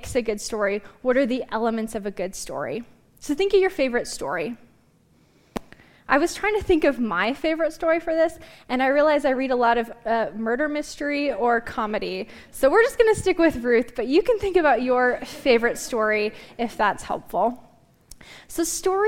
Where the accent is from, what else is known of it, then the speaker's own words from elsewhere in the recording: Glendive, Montana, United States; I grew up in Glendive